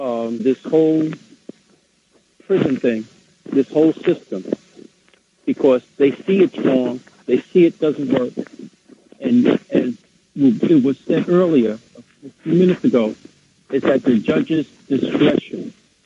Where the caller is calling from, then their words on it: Mount Vernon, New York, United States; I'm calling from Mount Vernon.